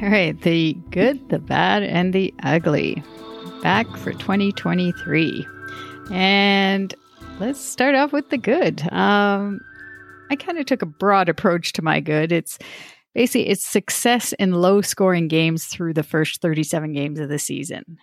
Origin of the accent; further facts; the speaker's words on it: Toronto, Ontario, Canada; my town of Star- Scarborough, my hometown